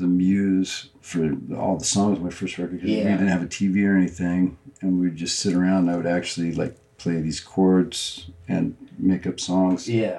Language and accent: English; Ellensburg, Washington, United States; Ellensburg. That'd be my hometown.